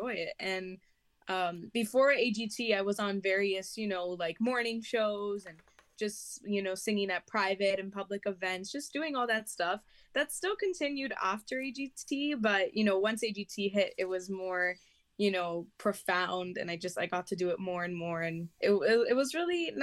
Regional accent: Toronto, Ontario, Canada; I'm from Canada

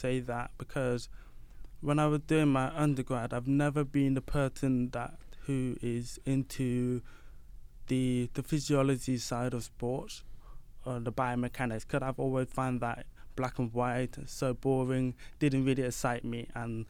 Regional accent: London, United Kingdom; So yeah, I'm from East London. I was born in London, but I'm from the Caribbean, and then I moved to UK when I was 4 years old.

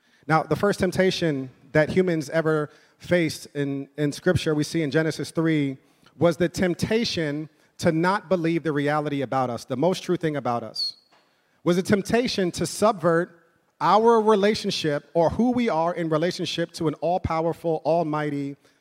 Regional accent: New York City, New York, United States; I'm from, born and raised in New York

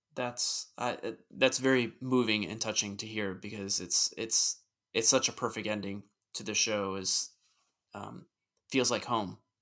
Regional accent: United States; also born or lived in Richmond; I'm an American

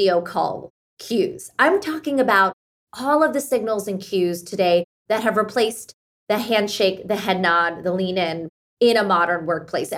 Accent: Pittsburgh, Pennsylvania, United States; first language Hindi; English is a second language; at home, we spoke Hindi growing up in Pittsburgh, Pennsylvania.

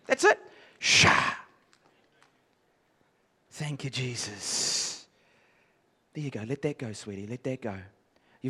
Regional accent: England, United Kingdom; I'm from the English side of things

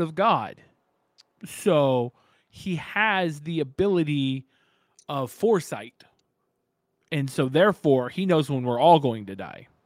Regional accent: California, United States; now in Gilbert, United States; I'm California born and bred

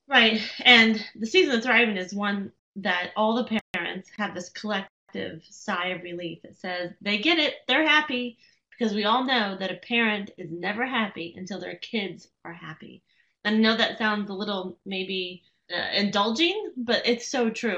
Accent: Las Vegas, Nevada, United States; moved away; I was born and raised in Las Vegas

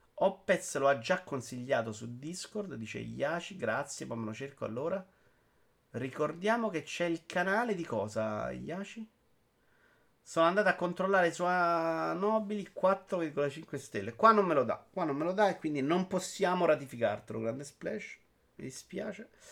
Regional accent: Rome, Lazio, Italy; accent: Roman; ce l'odio il mio accento romano, ma c'è, ahimè, c'è

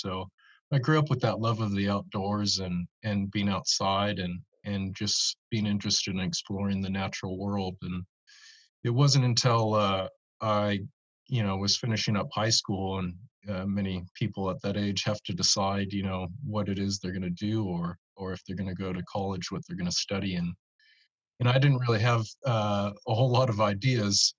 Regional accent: Monterey, California, United States; also born or lived in New Zealand; now in Arcata, United States; growing up in Monterey as a kid

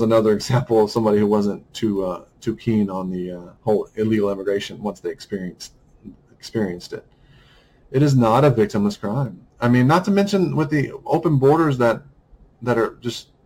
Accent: United States; I'm a white American

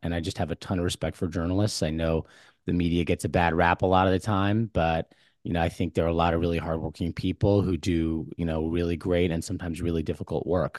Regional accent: New Jersey, United States; I grew up in Bergen County, New Jersey, so not too far from there.

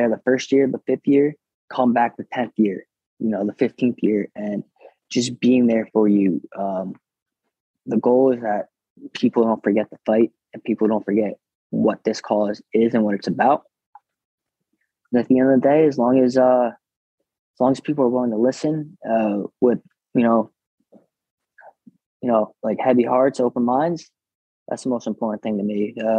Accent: Monroe, New Jersey, United States; also born or lived in Brooklyn, New York; I'm from Brooklyn. I was born in Kennington, Brooklyn, and then, moved to Monroe, New Jersey

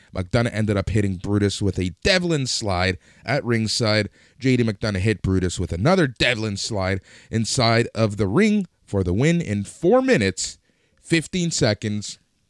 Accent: United States; I'm American. I live in the States. Yes. I went to school in the States.

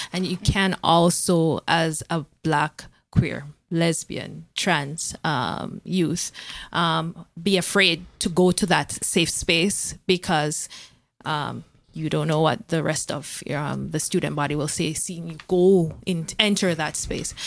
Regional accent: Jamaica; moved away as an adult; now in Canada; I was coming from Jamaica with degrees

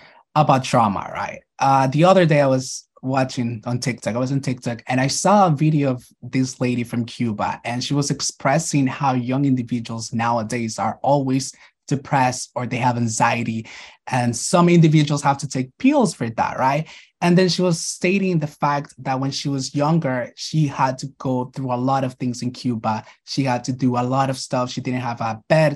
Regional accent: Nicaragua; moved away; I was born and raised in Nicaragua.

